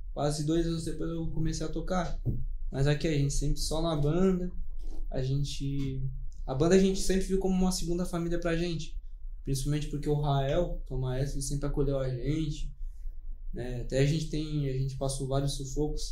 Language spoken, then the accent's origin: Portuguese; Criciúma, Santa Catarina, Brazil; A gente é de natural de Criciúma.